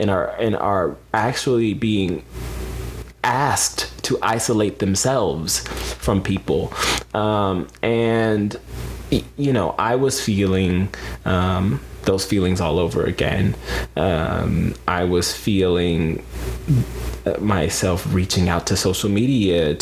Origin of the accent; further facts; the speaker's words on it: Pensacola, Florida, United States; also born or lived in Atlanta, Georgia; before my mom and I moved down to Pensacola, Florida, where I call my hometown, it's where I grew up. We moved there from the Atlanta area